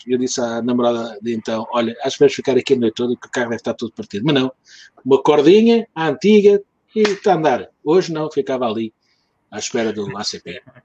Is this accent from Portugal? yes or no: yes; Lisbon, Portugal; não sou alfacinha, sou Lisboeta, porque o meu pai não era de Lisboeta, vinha da terra. Portanto, eu sou segunda geração, já nasci em Lisboa, mas não sou alfacinha